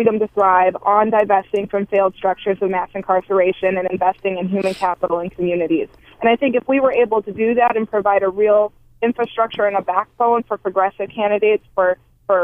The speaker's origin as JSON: {"language": "English", "town": "Milwaukee", "region": "Wisconsin", "country": "United States", "tie": "born or raised there", "said": "my hometown of Milwaukee"}